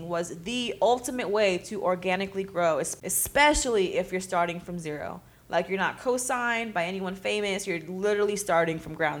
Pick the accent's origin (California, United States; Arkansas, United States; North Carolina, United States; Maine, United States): California, United States; Pittsburg; my hometown, Pittsburgh, California